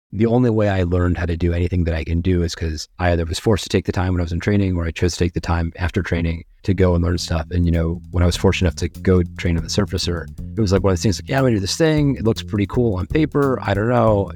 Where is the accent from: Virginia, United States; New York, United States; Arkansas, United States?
Virginia, United States; Virginia Beach; now in Sarasota, United States; I grew up in Virginia, Beach, Virginia